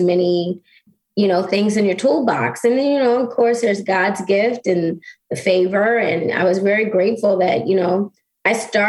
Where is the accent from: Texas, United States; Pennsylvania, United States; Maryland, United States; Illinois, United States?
Maryland, United States; Baltimore; now in California, United States; I'm from Baltimore, born and raised.